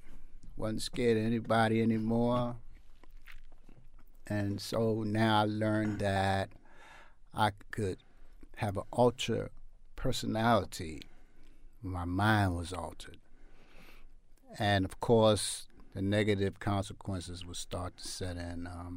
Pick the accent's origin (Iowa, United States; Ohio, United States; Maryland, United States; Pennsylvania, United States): Maryland, United States; Baltimore; I grew up in East Baltimore. I am the second of six children. And we lived in the projects.